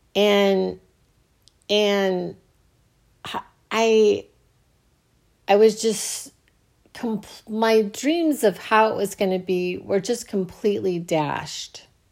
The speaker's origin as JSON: {"language": "English", "country": "United States"}